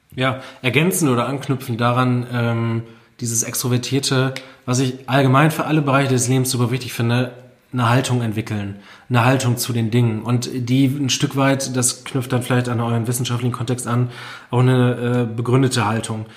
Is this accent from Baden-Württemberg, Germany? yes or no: no; Friesoythe, Lower Saxony, Germany; also born or lived in Vechta; meine Heimatstadt Friseute